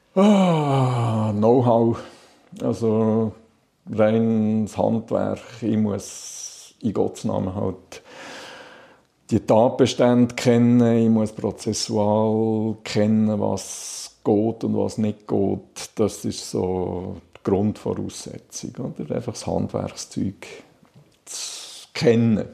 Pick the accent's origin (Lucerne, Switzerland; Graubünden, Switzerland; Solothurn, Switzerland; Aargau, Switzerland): Solothurn, Switzerland; Balsthal; now in Lake Biel, Switzerland; Ich bin in Ballstuhl aufgewachsen, Balstal. Das ist äh, äh knapp 15 Kilometer von Solothurn weg, hinter den Bergen im Jura, Solothurner Jura